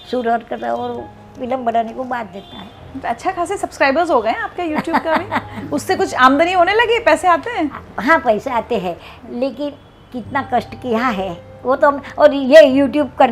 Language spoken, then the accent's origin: Hindi; Gujarat, India; और हम तो गुजराती लोग गए रहे तो हमें तो जो हमारा पुरानी रेसिपी है वही